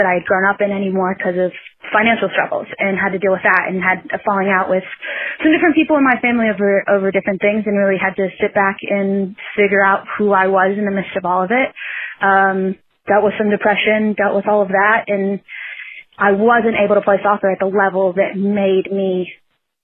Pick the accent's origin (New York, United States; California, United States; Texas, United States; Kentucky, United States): Kentucky, United States; Lexington; now in Louisville, United States; I grew up in Lexington.